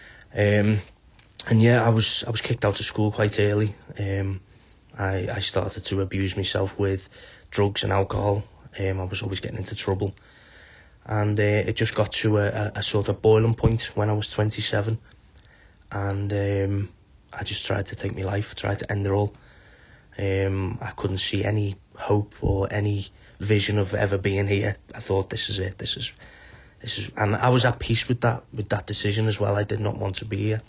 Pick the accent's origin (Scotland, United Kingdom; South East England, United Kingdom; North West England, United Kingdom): North West England, United Kingdom; Wallasey; moved away as an adult; also born or lived in Liverpool; now in Wales; My mum's from Wallasey, so I grew up in Wallasey. Moved to Liverpool when I was about 15, 16. So, but I'm now living in Wales